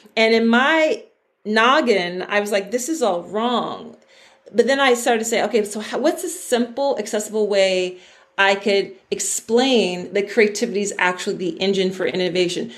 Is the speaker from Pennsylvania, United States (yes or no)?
yes; Philadelphia, Pennsylvania, United States; I'm from Philadelphia on the East Coast of the United States.